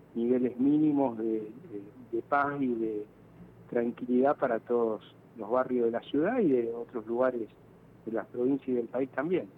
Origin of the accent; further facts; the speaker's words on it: Rosario, Santa Fe, Argentina; como rosarino